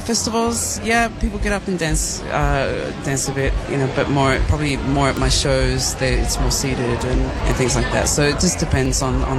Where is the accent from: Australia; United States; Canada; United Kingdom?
Australia; I'm an Aussie. but I've been influenced by so many different areas in the world. So my mother being Polynesian, I'm definitely influenced by that.